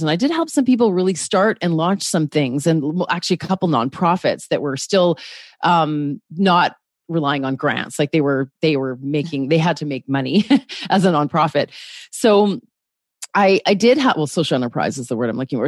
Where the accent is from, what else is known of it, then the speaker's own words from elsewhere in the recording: Canada; I'm a Canadian on the West Coast